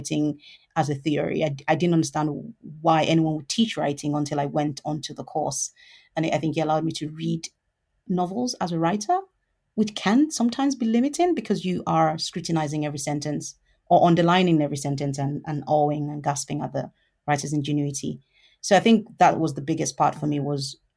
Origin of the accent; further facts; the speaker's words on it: Lagos, Nigeria; moved away as an adult; now in United Kingdom; I was born in Lagos in Nigeria, and I lived there for about 19 years of my life.